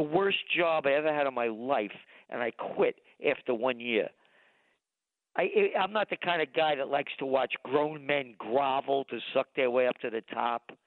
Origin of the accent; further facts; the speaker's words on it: United States; I am an American